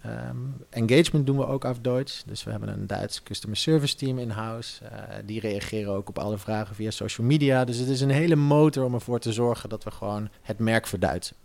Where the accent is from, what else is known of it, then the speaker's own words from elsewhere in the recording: Netherlands; als Nederlander